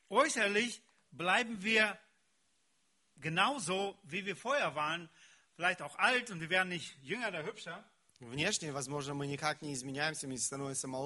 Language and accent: German; Siberia, Russia; Bei uns in Sibirien sagte man, у нас в Сибири говорили, wenn ein Mensch zum Glauben kommt, das muss die Kuh im Kuhstall merken.